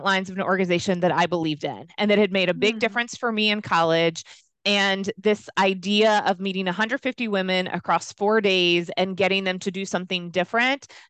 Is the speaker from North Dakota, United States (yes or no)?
no; Louisiana, United States; moved away as an adult; also born or lived in Virginia; I grew up in the South. So kind of typical from that perspective in terms of what I was involved in, what I wasn't involved in, but I decided to make a big leap and go to school in Virginia, which when you grow up in Louisiana, that seems far away